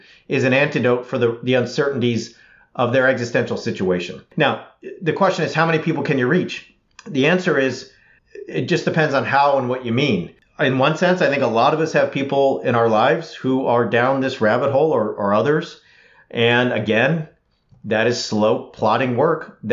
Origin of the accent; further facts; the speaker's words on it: California, United States; as a Californian